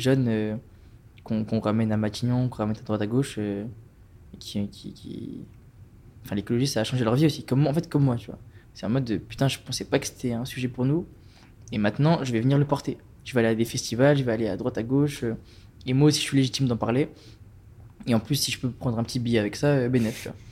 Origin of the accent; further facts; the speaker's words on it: Strasbourg, Grand Est, France; je viens de Strasbourg